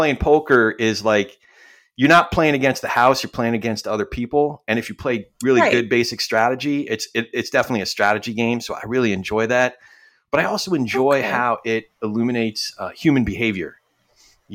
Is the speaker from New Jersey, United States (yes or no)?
yes; New Jersey, United States; And then by the time I was six, we moved out to Central New Jersey. So I grew up mostly in New Jersey. And you're probably way too young for this, but if you've ever heard the song … that's actually my hometown.